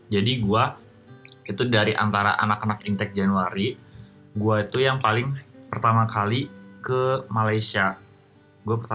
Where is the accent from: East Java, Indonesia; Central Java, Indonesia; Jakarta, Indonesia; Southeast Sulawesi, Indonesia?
Jakarta, Indonesia; kayak kayak gue sebagai orang Jakarta ini gue for the first time ngomong